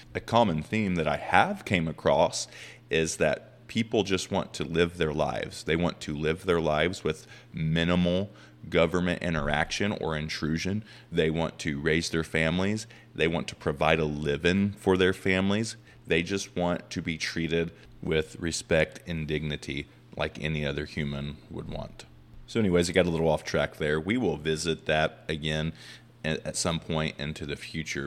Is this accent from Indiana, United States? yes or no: yes; Indiana, United States; I'm from Indiana